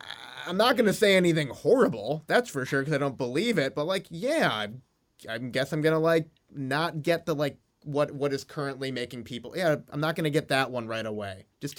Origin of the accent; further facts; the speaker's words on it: Midwest, United States; I grew up in the Midwest